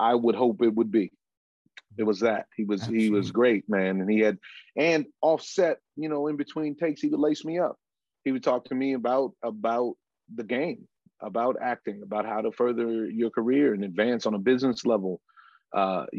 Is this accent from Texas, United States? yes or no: no; California, United States; I'm from California